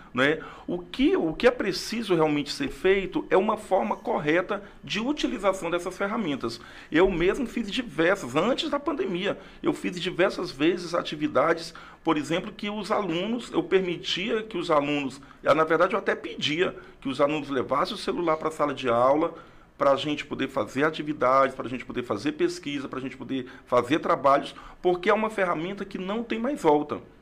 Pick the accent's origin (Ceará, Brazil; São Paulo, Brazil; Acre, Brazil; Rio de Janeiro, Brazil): Acre, Brazil; Rio Branco; also born or lived in Tarauacá, Acre; nasci em Tarauacá no ano de 1975. Mas com dois anos vim para Rio Branco com meus pais, com minha família e estou aqui